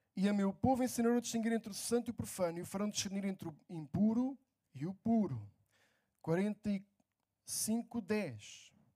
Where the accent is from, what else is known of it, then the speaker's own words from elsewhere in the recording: near Lisbon, Portugal; Estou é em Lisboa, trabalho em Lisboa, morei perto de Lisboa sempre